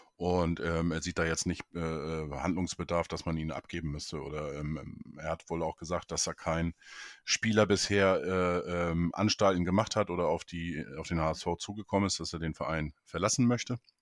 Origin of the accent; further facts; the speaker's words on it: Neustadt in Holstein, Schleswig-Holstein, Germany; in meine Geburtsstadt, Neustadt in Holstein